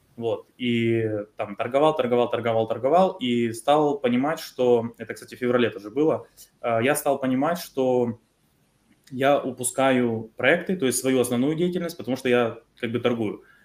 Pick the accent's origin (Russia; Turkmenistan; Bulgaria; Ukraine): Ukraine; Мы с Украины